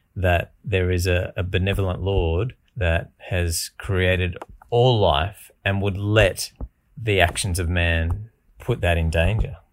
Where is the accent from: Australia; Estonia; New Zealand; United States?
Australia; institutional beliefs that we sort of grew up with, pretty entrenched around being Australian